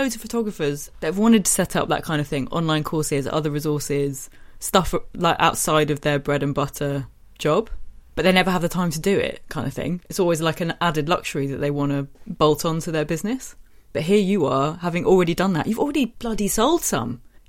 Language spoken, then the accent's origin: English; Yorkshire and the Humber, United Kingdom; I'm from Yorkshire, and you want to say this in a Yorkshire accent?